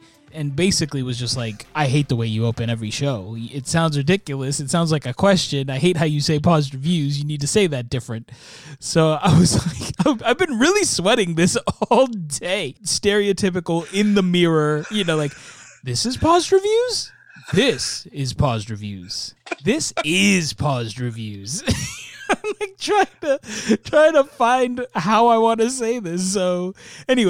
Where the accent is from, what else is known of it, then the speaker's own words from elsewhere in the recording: Stafford, Virginia, United States; I grew up in Stafford, Virginia